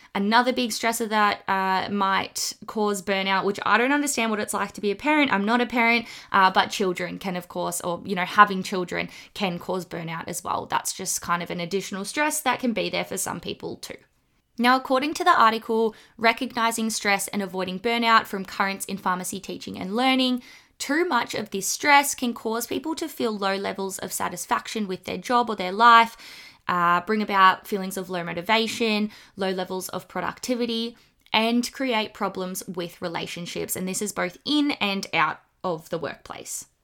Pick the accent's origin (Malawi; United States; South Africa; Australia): Australia; accent: bogan; the kind of Australian slang